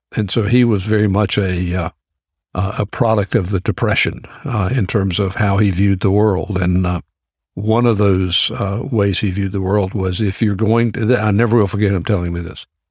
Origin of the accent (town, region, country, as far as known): Greensboro, North Carolina, United States; born or raised there; also born or lived in Georgia